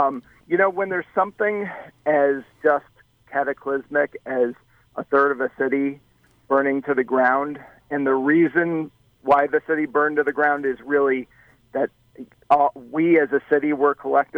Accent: Chicago, Illinois, United States; when I was a kid growing up in the Chicago area

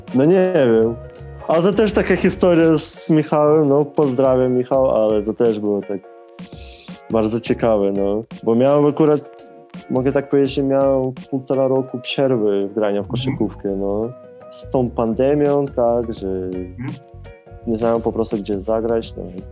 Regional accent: Lviv, Lviv Oblast, Ukraine; moved away as an adult; now in Poland; jestem z Lwowa

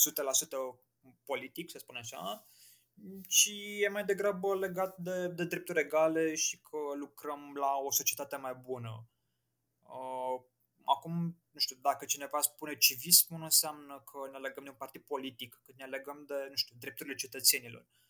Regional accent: Piatra Neamț, Neamț County, Romania; moved away as an adult; also born or lived in Muntenia; now in Bucharest, Romania; m-am născut în Muntenia, dar cum am plecat au plecat ai mei cu tot cu mine uh, pe la 2 ani, am stat în Piatra Neamț în vreo 17 ani, așa că se spune că sunt de acolo.

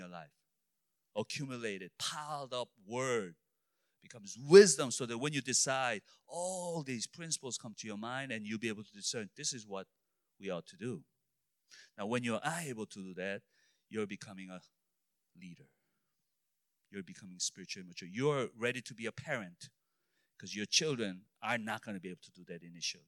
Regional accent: Illinois, United States; I'm only from Illinois.

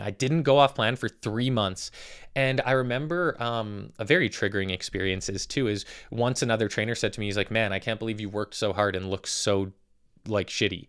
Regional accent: Calgary, Alberta, Canada; I am from Calgary, Alberta, Canada. Born and raised

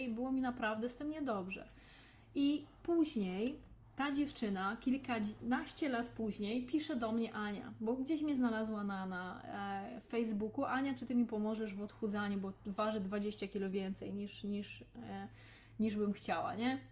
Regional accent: Lesser Poland, Poland; Ja pochodzę z rodziny rolniczej, z małej miejscowości w Małopolsce

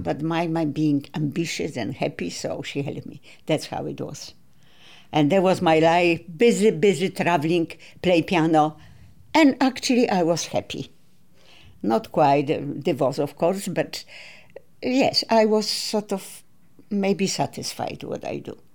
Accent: Katowice, Silesian Voivodeship, Poland; born or raised there; English is a second language; moved away; also born or lived in Kraków

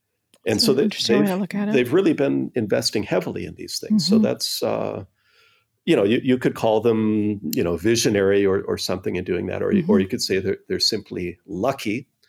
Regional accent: Minnesota, United States; I'm from Minnesota, yeah.

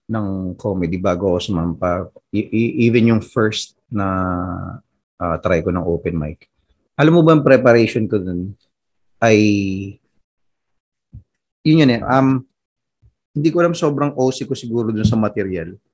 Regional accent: Philippines; Ikaw, tiga Tondo, ako tiga probinsya

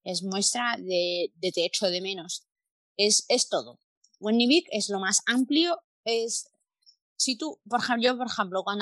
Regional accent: Palencia, Castile and León, Spain; now in Mallorca, Spain; somos un poco fríos la gente del norte de la península, de donde vengo yo, de Palencia.

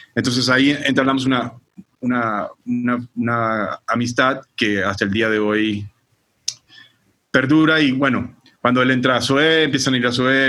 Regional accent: Barranquilla, Atlántico, Colombia; also born or lived in San Francisco, California; now in Mexico; yo como crecido en Barranquilla, Colombia

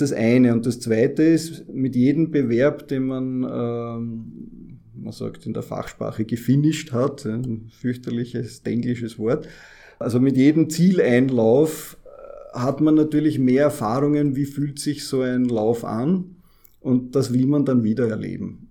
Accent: Vienna, Austria; als Wiener

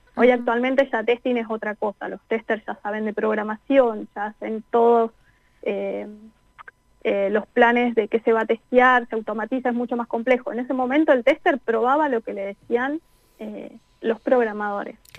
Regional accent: Neuquén, Argentina; moved away as an adult; now in France; no nací en Neuquén, pero viví en Neuquén a partir de los dos años. Así que prácticamente toda la vida.

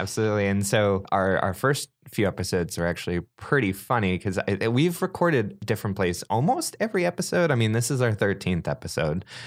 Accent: Grass Valley, California, United States; born or raised there

